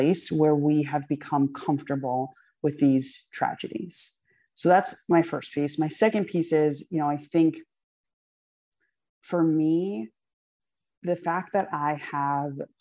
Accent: Poughkeepsie, New York, United States; I was born in Poughkeepsie, New York. Like, I am an American

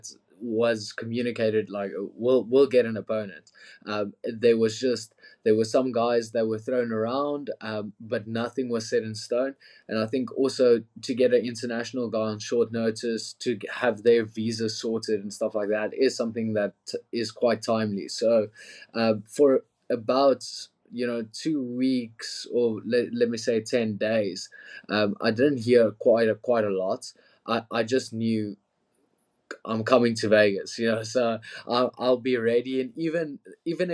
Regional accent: Pretoria, Gauteng, South Africa; Pretoria, my hometown as well.

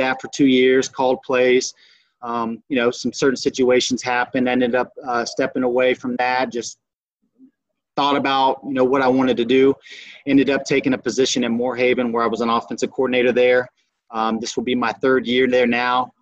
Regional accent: Belle Glade, Florida, United States; also born or lived in Eureka, Illinois; went back home. I'm originally from Belgrade, Florida. Played my high school at Glazedale

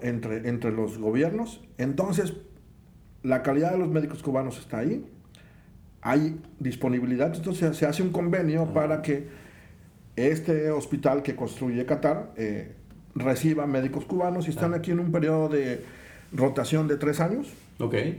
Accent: Minatitlán, Veracruz, Mexico; moved away as an adult; also born or lived in Mexico City; yo siento como que me regresé a Mina, de donde soy. Pues Minatitlán es calientes hace mucho

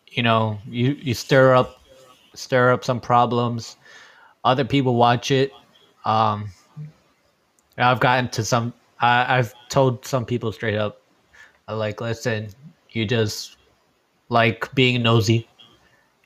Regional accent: New York City, New York, United States; Born and bred

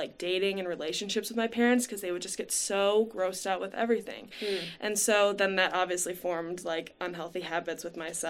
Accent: Livonia, Michigan, United States; I grew up in Livonia, Michigan

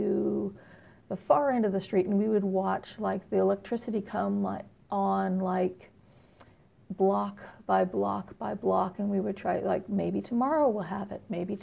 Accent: San Jose, California, United States; now in Houston, United States; I'm originally from Northern California. I grew up in San Jose

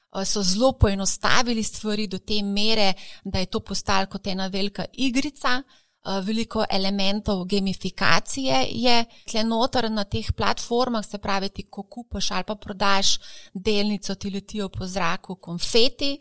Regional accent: Slovenia

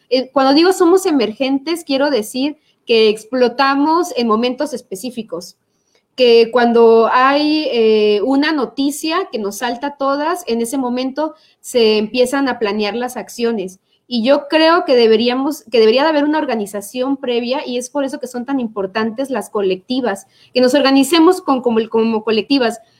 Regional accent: Chiapa de Corzo, Chiapas, Mexico; now in San Cristóbal de las Casas, Mexico; Yo soy chapacorseña, estoy ahorita viviendo en San Cristóbal, pero soy de Chiapa de Corso

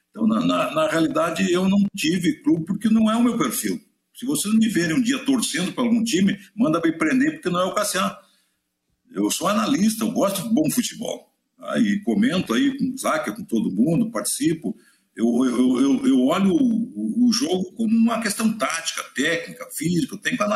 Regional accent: São Borja, Rio Grande do Sul, Brazil; moved away as an adult; Eu, quando vim de São Borja, já era muito profissional. Né? Nós não perdia para a dupla Grenal lá.

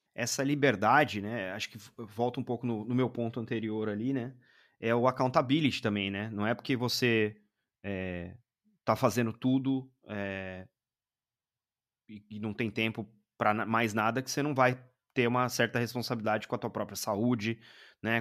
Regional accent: Brazil; daqui do Brasil, né? Porque, é, enfim, somos brasileiros

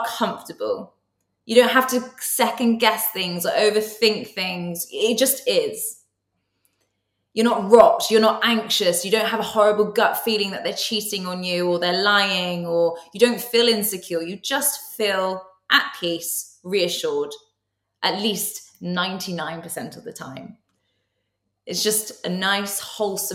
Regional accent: Somerset, South West England, United Kingdom; now in London, United Kingdom; I'm from Somerset originally.

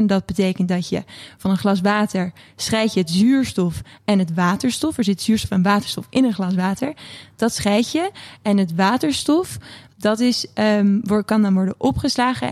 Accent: Netherlands; we als Nederlanders

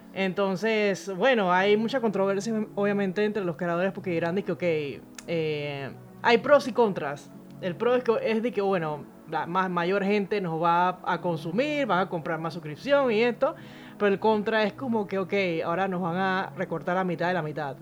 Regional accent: Panama; Yo soy panameña

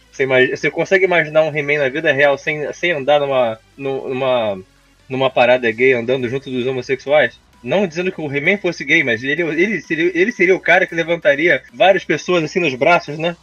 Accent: Rio de Janeiro, Brazil; Eu, como carioca

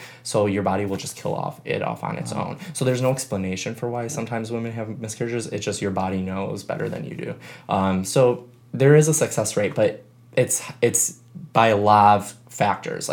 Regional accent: Chicago, Illinois, United States; moved away as an adult; now in San Diego, United States; I grew up in Chicago, where I knew everyone and I went to high school

